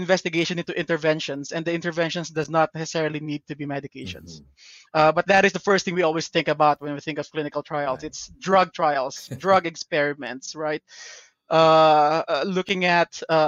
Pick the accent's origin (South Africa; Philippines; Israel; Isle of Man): Philippines; Parañaque, Metro Manila; now in United States; I was born and raised in Parañaque in the Philippines.